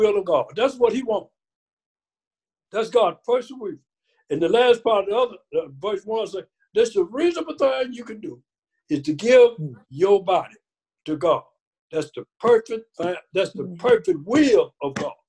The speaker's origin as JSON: {"language": "English", "region": "Mississippi", "country": "United States", "tie": "born or raised there", "said": "I was born in Mississippi, picking cotton"}